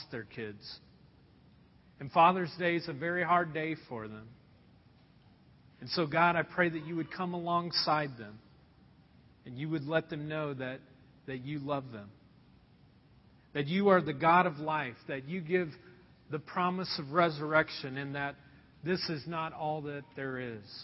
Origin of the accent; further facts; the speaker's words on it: Anderson, United States; moved away; the house that I was raised in Anderson